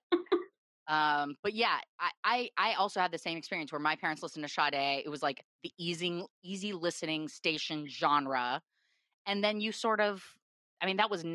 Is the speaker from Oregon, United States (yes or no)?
yes; Portland, Oregon, United States; moved away as an adult; now in Los Angeles, United States; Portland, Oregon, my hometown